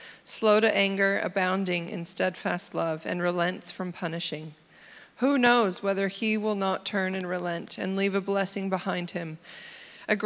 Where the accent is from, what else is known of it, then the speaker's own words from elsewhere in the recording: United States; accent: American; My American accent comes out real strong when I read